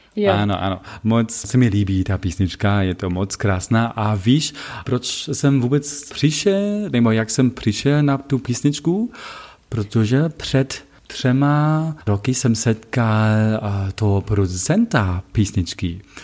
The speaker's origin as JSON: {"language": "Czech", "town": "Wittenberg", "region": "Saxony-Anhalt", "country": "Germany", "also_born_or_lived": "Leipzig", "second_language": "Czech", "moved": "yes", "said": "pocházím, jak víš, z Wittenbergu. Wittenberg není ve Sasku, ale ve Sasku Anhaltsku"}